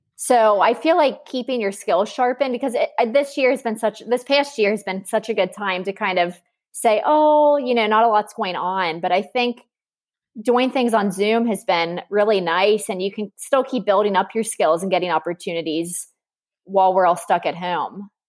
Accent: Cincinnati, Ohio, United States; I'm from Cincinnati

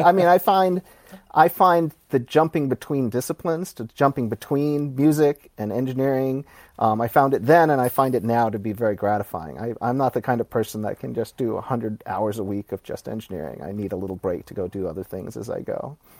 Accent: Birmingham, Alabama, United States; moved away as an adult; I grew up in Alabama

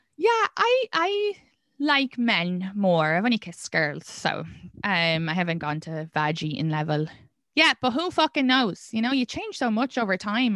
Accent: Ireland; moved away as an adult; now in Brooklyn, New York, United States; I'm from Ireland. It's a sex, more sexually repressed country.

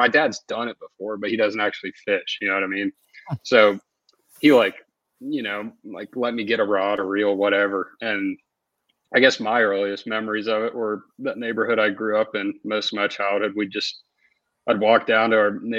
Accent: Marietta, Georgia, United States; also born or lived in Denmark; we moved over here when I was a year old for my dad's job

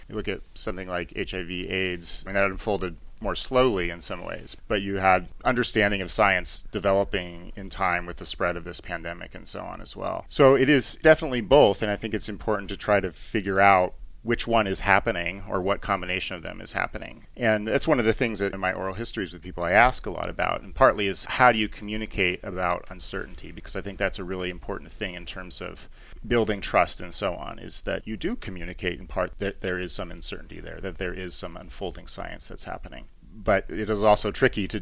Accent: Missoula, Montana, United States; I'm from Missoula

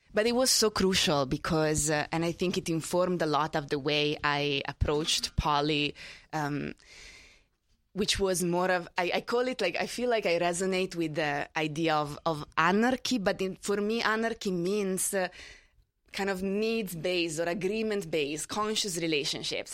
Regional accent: Italy; moved away as an adult; now in New York, United States; I grew up in Italy. I only moved here twelve years ago

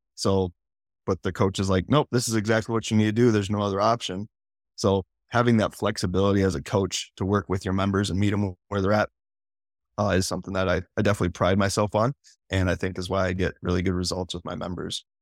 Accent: South Dakota, United States; I'm from South Dakota

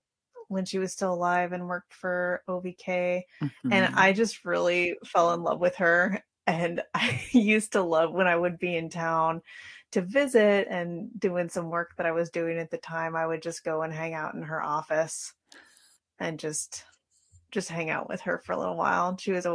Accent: Sitka, Alaska, United States; also born or lived in Fairbanks, Alaska / Killisnoo Island, Alaska; now in Lemesurier Island, United States; And so I was born in Fairbanks and then grew up in Sitka, where my mom taught at Mount Edgecombe High School for a long time. So yeah, I spent my whole childhood in Sitka and also outside Angoon on Killisnoo Island.

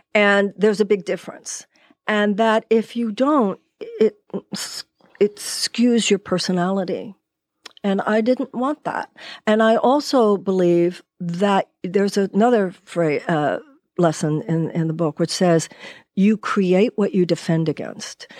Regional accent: United States; As American women

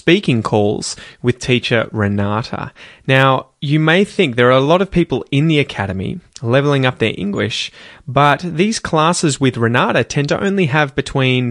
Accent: Australia; accent: Australian; as you can probably tell by my accent, I'm an Australian.

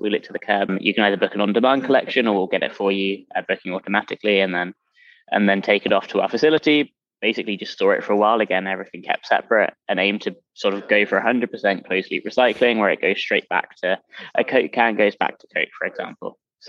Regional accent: London, United Kingdom; now in United States; Originally from London. Yeah, I don't quite merge with the American. Although apparently it's softened over time as I've been in the US, but who knows?

